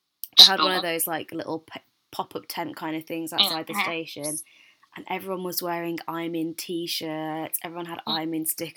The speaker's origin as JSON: {"language": "English", "country": "United Kingdom", "tie": "born or raised there", "said": "I'm from here. I was born here"}